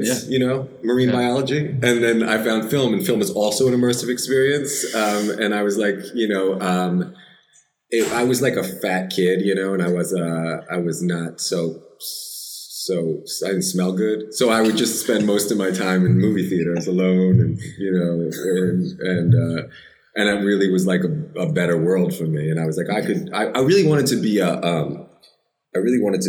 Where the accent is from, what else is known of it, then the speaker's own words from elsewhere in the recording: Philadelphia, Pennsylvania, United States; now in New York City, United States; I'm from Philadelphia, South Philadelphia